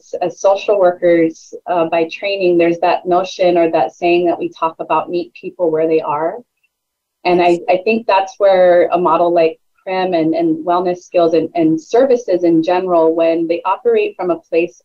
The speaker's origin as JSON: {"language": "English", "town": "South San Francisco", "region": "California", "country": "United States", "tie": "born or raised there", "moved": "as an adult", "lives_now": "Oahu, United States", "said": "I was born and raised in South San Francisco, California"}